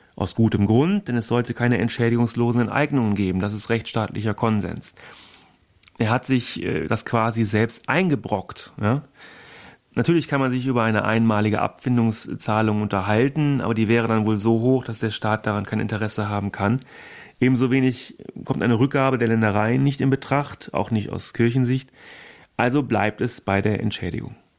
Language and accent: German; Germany; bei uns in Deutschland